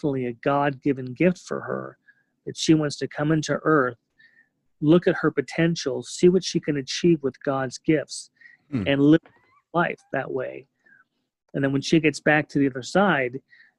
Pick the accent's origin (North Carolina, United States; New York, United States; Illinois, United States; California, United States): California, United States; growing up in California